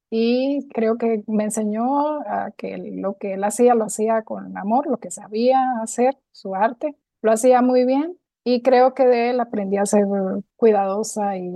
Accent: near the Colombian border, Venezuelan Andes, Venezuela; moved away as an adult; now in Costa Rica; ciudad que está ubicada en los Andes venezolanos, frontera con Colombia. Me crié en una ciudad cercana a Colombia

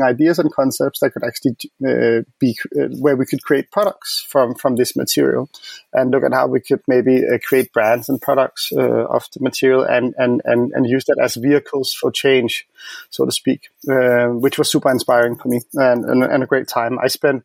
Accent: Copenhagen, Capital Region of Denmark, Denmark; now in Berlin, Germany; I'm based in Berlin, but I'm from Copenhagen.

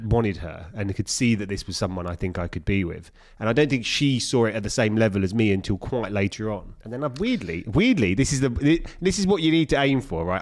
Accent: London, United Kingdom; I'm from East London

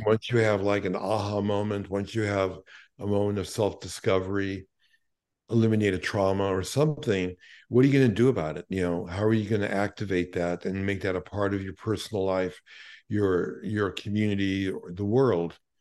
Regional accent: New York City, New York, United States; growing up in Brooklyn, given my parents were Holocaust survivors

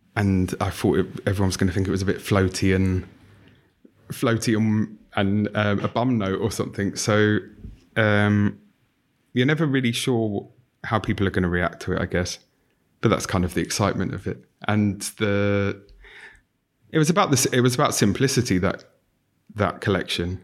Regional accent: London, United Kingdom; I grew up in North London

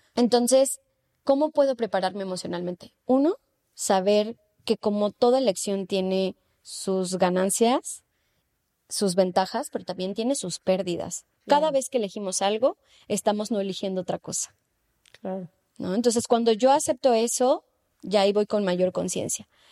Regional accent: Mexico City, Mexico; moved away as an adult; now in Spain; yo vengo de la Ciudad de México

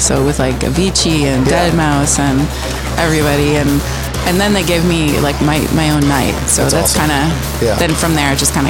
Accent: Toronto, Ontario, Canada; moved away; also born or lived in New York; I started in New York, so okay. I'm from Toronto.

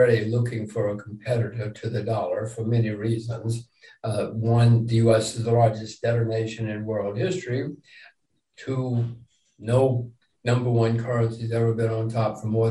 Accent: United States; I'm an American

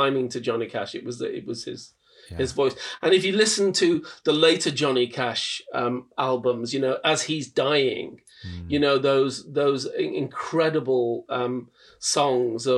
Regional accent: Liverpool, North West England, United Kingdom; I'm from Liverpool, working class Liverpool

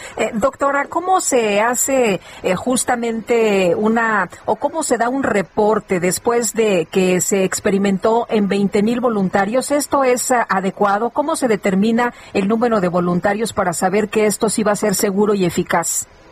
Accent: Zacatecas, Mexico; moved away; en mi tierra dicen, bien muchote

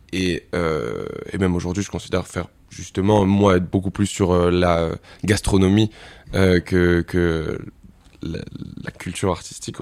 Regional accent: Montmorency, Île-de-France, France; j'ai grandi dans le 95, à Montmorency.

